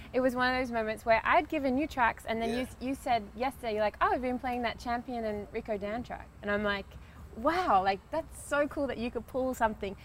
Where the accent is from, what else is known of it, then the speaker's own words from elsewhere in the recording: Australia; I came from Australia